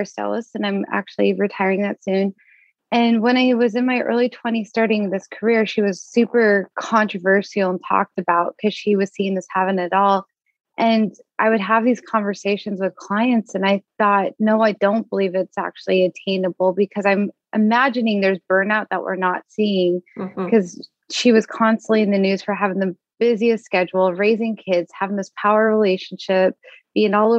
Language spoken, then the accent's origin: English; Las Vegas, Nevada, United States; now in Portland, United States; I'm from Las Vegas, Nevada